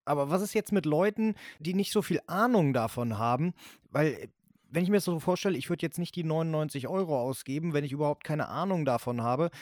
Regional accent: Northern Germany, Germany; bei uns in Norddeutschland

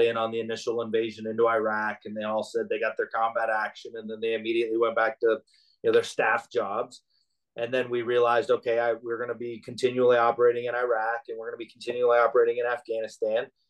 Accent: Alaska, United States; moved away; growing up in Alaska and the environment and in the village and the harsh weather

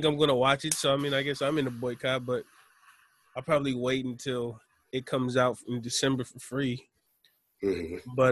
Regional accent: United States; how we were raised in America

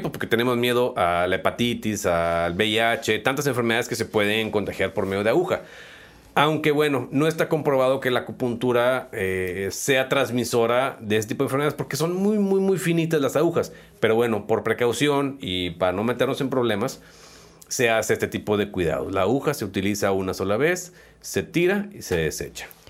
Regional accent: Mexico; como buenos mexicanos

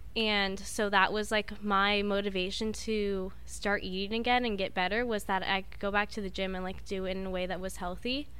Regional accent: Grants Pass, Oregon, United States; moved away as an adult; also born or lived in Southern California; Southern Oregon, from, like, the boonies.

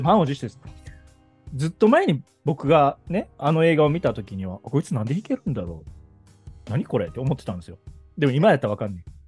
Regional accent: Kobe, Hyogo, Japan; 僕は神戸出身なんだけど

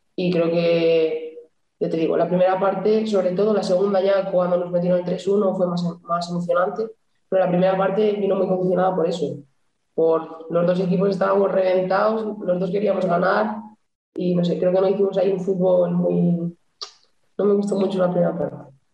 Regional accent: Santander, Cantabria, Spain; moved away as an adult; now in Burela, Spain; soy de Santander. Desde Navidades, que no piso mi casa

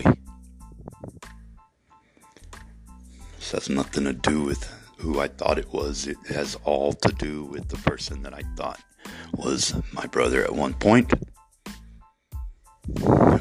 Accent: Ozona, Texas, United States; my hometown

